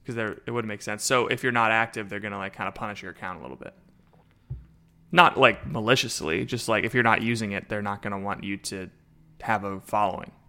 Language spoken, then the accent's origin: English; Florida, United States; I'm from Florida